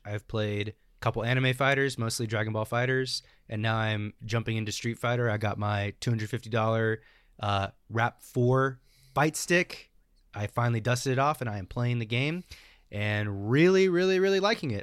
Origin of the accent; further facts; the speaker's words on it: United States; we as American Smash players